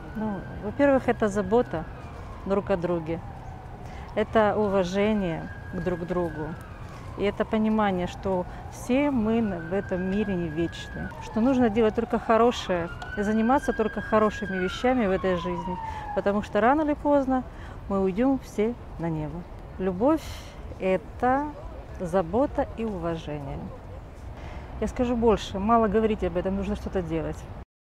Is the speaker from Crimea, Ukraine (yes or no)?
no; Kyiv, Ukraine; я из Киева